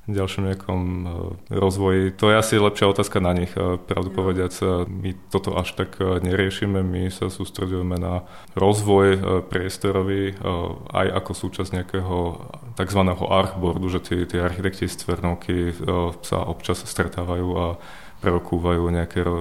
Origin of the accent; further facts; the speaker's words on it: Bratislava, Bratislava Region, Slovakia; Ja som z Bratislavy, vyrastal som v Petržalke na sídlisku potom v starom meste a momentálne bývam v novom meste